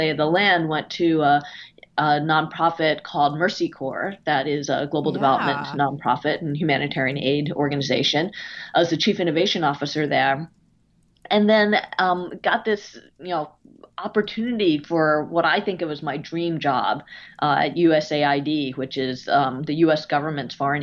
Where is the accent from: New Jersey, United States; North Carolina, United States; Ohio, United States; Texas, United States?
New Jersey, United States; moved away as an adult; also born or lived in California; I grew up in New Jersey in the suburbs of immigrant parents